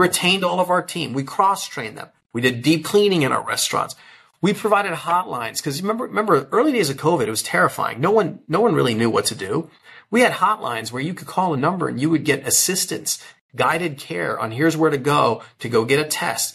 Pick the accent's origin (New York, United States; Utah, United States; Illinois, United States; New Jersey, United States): Illinois, United States; Chicago; I grew up in the Chicago area.